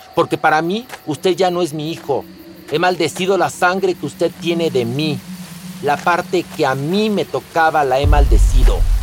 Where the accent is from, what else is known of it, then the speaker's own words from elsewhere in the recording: Mexico; soy mexicano